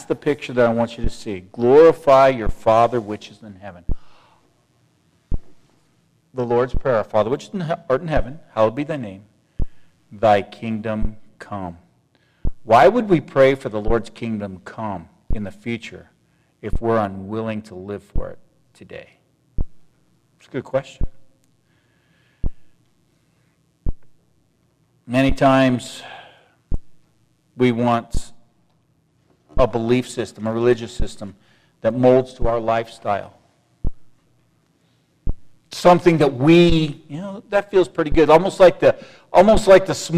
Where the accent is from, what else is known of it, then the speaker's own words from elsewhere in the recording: United States; I was born and raised in the United States of America.